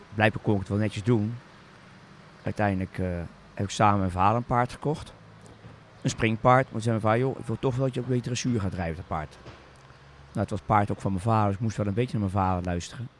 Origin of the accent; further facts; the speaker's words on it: Zoetermeer, South Holland, Netherlands; ik ben opgegroeid in Zoetermeer